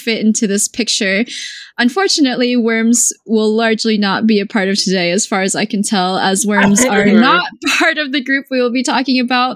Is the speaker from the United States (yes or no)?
no; South Korea; moved away; I'm also from South Korea